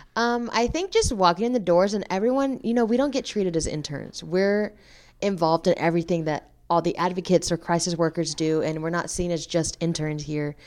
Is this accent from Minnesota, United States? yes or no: no; Dallas, Texas, United States; moved away as an adult; now in Nacogdoches, United States; I'm originally from Dallas, Texas, so I'll be moving back after graduation